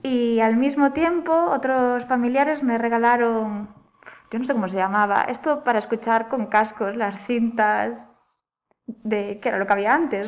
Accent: Oia, Galicia, Spain; also born or lived in Vigo; now in Tui, Spain; yo nací en Vigo, pero siempre digo que me crié más bien en Santa María de Olla

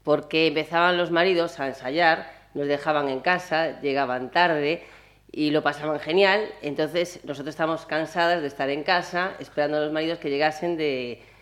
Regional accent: Pontevedra, Galicia, Spain; also born or lived in Santiago de Compostela; nací en Santiago, pero me considero pontevedresa porque llevo aquí desde que tengo un año.

